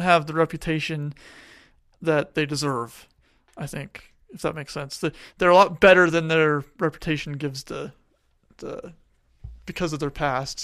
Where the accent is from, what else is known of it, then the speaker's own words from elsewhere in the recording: Tucson, Arizona, United States; moved away; I grew up in Tucson